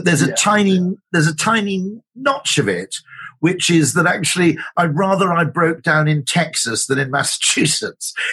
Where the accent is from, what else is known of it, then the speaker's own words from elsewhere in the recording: Wales, United Kingdom; I grew up in Wales, which is a bit weird like